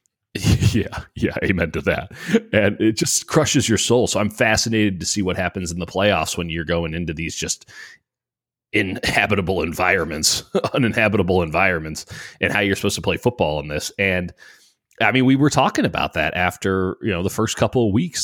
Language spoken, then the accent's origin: English; Chicago, Illinois, United States; I grew up in Chicago